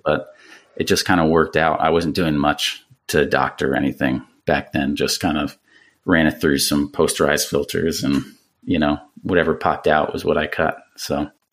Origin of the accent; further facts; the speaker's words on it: around New York City, United States; growing up around New York City and taking the train into there